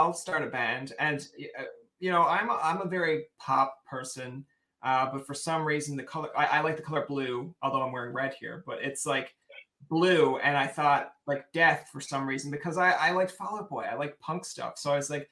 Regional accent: Newfoundland and Labrador, Canada; I'm a Newfoundlander here in Canada

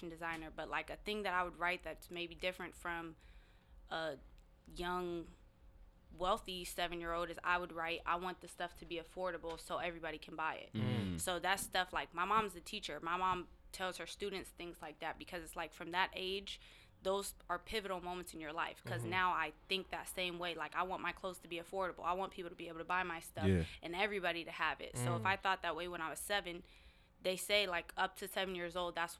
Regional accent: Seattle, Washington, United States; I was born and raised in the CD

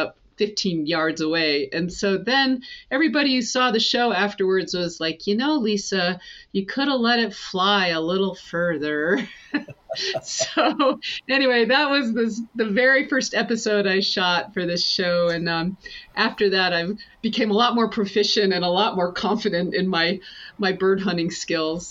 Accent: the Adirondacks, upstate New York, United States; So I grew up in the Adirondacks and in upstate New York

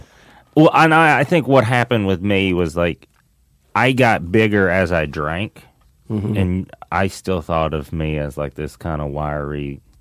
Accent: Tennessee, United States; also born or lived in Seattle; Tennessee. But I did time in Seattle, and literally. Mm-hmm. And then... And then I've lived here for a while.

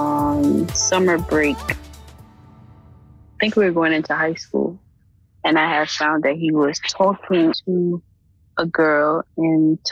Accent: New York City, New York, United States; I'm 18 years old and I'm from Brooklyn, New York

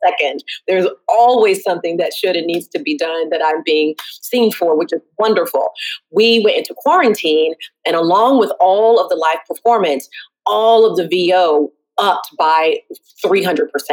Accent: the South, United States; now in Brooklyn, United States; I'm born and raised in the South

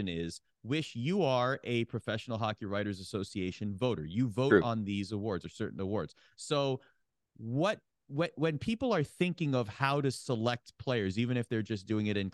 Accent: Oakville, Ontario, Canada; my hometown, Oakville, Ontario

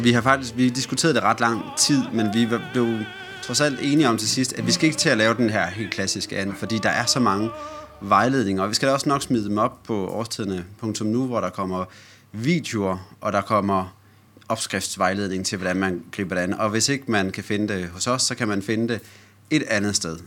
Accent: Silkeborg, Central Denmark Region, Denmark; moved away; jeg har været hjemme på hjemmeegnen. Hjemme i, øh, hjemme i Silkeborg

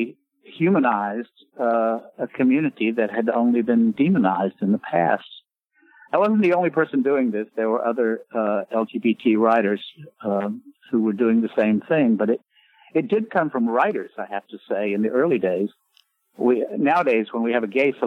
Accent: Raleigh, North Carolina, United States; moved away; my signing in Raleigh, in my hometown

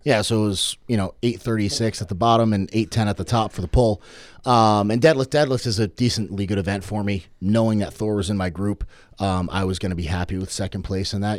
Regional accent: Norwich, Connecticut, United States; I grew up in Norwich

